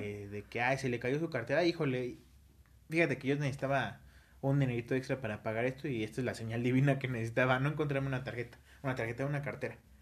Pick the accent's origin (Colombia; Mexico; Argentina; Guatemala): Mexico; somos mexicanos